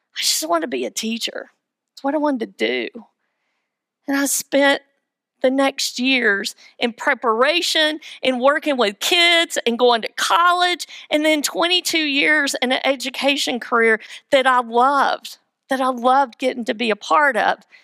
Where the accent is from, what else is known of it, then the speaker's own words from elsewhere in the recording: Weaverville, North Carolina, United States; I am from Weaverville, the metropolis